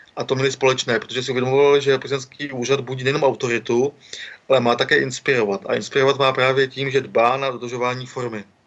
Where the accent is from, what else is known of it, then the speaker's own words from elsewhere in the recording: Karlovy Vary, Karlovy Vary Region, Czechia; jsem z Karlových Horod